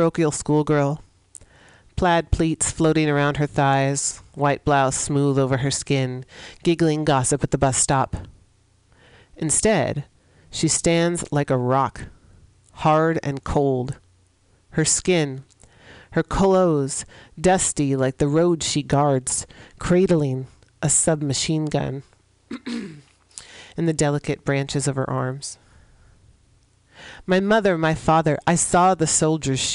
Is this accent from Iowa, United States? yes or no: no; San Francisco, California, United States; here in San Francisco, my hometown